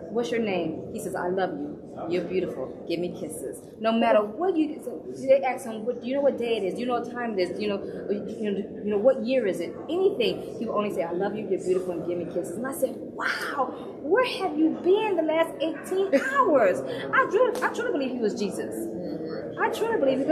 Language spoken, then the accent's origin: English; St. Louis, Missouri, United States; also born or lived in Washington State; now in California, United States; I'm born and raised in St. Louis, Missouri, and now I live in sunny California.